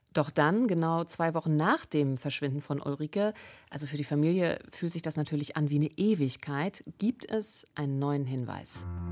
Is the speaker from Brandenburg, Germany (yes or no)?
yes; Eberswalde, Brandenburg, Germany; in meiner Heimatstadt Eberswalde